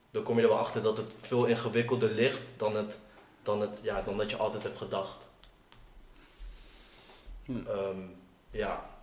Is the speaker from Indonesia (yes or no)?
yes; Maluku, Indonesia; En ja, wij Molukkers zien onszelf niet als Indonesiërs, zeg maar.